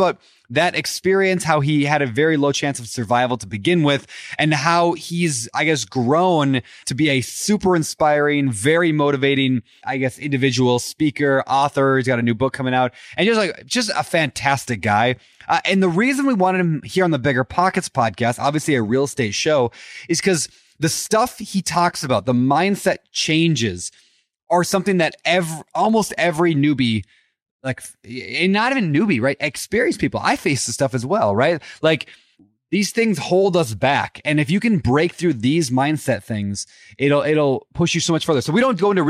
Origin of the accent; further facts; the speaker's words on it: Norway; I am a Viking from Norway.